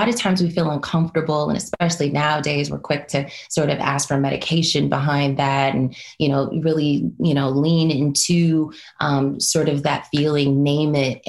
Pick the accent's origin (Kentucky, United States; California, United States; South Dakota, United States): California, United States; Los Angeles; I am originally from Los Angeles, California, born and raised